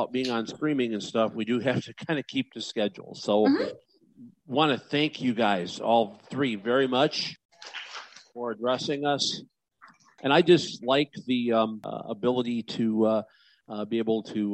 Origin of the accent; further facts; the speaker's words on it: Illinois, United States; It's my home state.